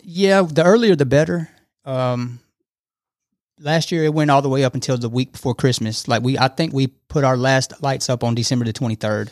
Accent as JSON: {"language": "English", "town": "Fairburn", "region": "Georgia", "country": "United States", "moved": "as an adult", "lives_now": "Rome, United States", "said": "I'm from south of Atlanta, a small town called Fairburn, Georgia"}